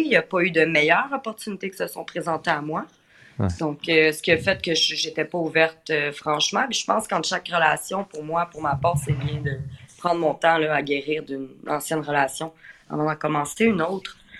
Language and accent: French; Quebec, Canada; accent: Québécois; J'ai l'accent québécois assez prononcé aussi